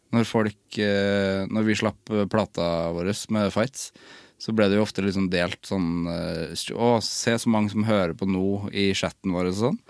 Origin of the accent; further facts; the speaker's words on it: Trøndelag, Norway; Jeg kommer jo fra Trøndelag òg